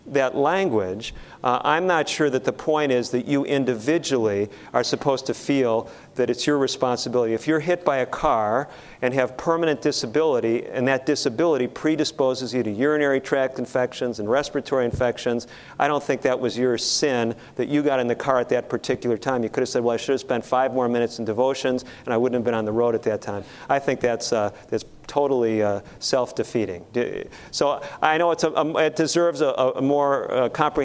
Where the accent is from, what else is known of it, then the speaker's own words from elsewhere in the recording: Chicago, Illinois, United States; I grew up in Chicago.